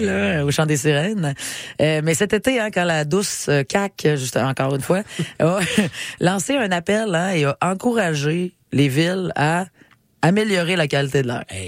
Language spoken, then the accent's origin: French; Quebec City, Quebec, Canada; Je viens de Québec.